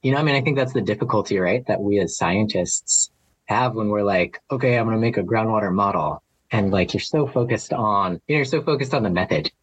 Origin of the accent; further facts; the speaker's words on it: Flagstaff, Arizona, United States; moved away as an adult; also born or lived in Oahu, Hawaii; now in Maui, United States; I'm originally from Flagstaff, Arizona. So that's where I was born.